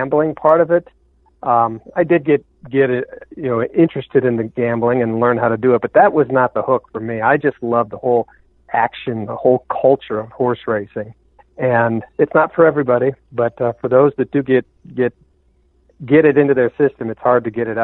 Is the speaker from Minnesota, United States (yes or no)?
no; Omaha, Nebraska, United States; I grew up in Omaha just a few blocks from the old Exarban racetrack